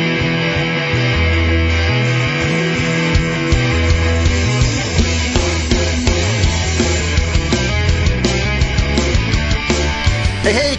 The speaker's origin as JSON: {"language": "English", "country": "Canada", "said": "I'm Canadian."}